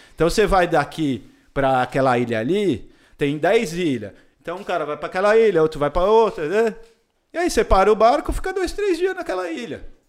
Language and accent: Portuguese; Brazil; also born or lived in Indonesia / California; sou brasileiro